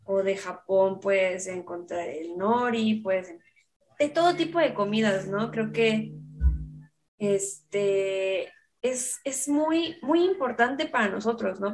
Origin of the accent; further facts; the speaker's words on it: Mexico; los mexicanos tenemos